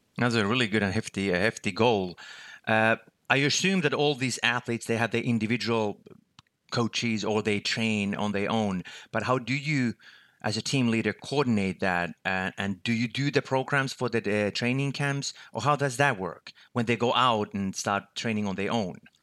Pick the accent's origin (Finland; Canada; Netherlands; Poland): Finland; my home country, Finland, where I'm located